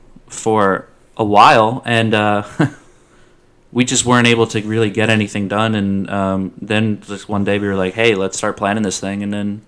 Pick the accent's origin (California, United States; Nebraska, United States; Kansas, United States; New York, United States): New York, United States; moved away as an adult; also born or lived in Long Island; now in Louisiana, United States; We're from New York.